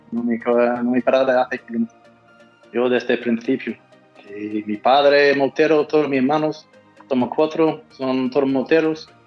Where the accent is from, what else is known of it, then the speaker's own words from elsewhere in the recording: Australia; accent: mix of Australian and Andalusian; Spanish is a second language; now in Valverde, Spain; Pues un australiano, aunque tengo un acento raro, pues una mezcla ya de australiano y, andaluz